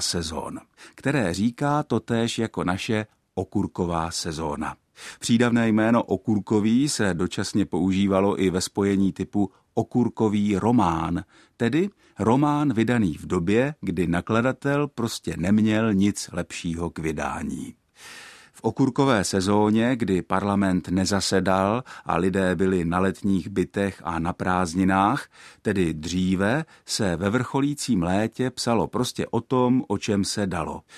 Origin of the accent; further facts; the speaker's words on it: Czechia; my Češi